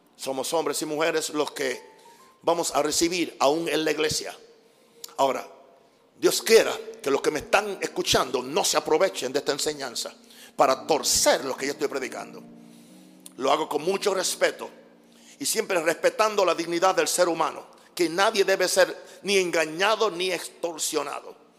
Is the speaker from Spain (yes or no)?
no; Panama; moved away; Soy panameño.